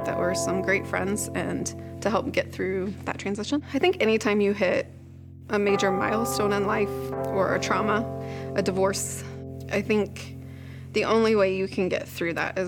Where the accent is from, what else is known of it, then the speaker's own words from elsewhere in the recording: Eureka, Illinois, United States; I am from Eureka, Illinois